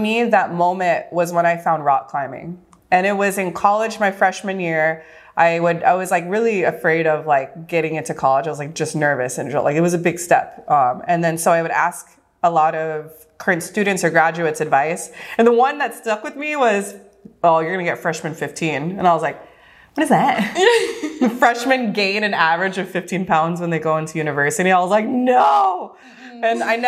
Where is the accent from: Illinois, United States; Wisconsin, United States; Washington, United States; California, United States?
California, United States; Southern; moved away as an adult; also born or lived in Los Angeles, United States; now in Oahu, United States; I was born and raised in Southern California, lived for 10 years